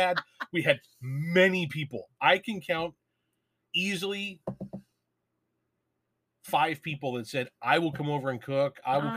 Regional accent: Ireland; Well, I am Irish.

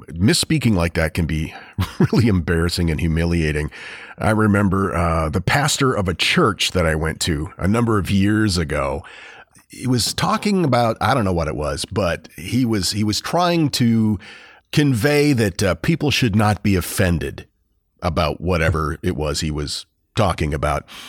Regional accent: Houlton, Maine, United States; my hometown of Holton, Maine

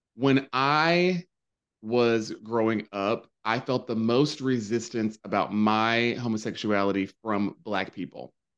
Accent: North Carolina, United States; now in New York, United States; growing up in North Carolina

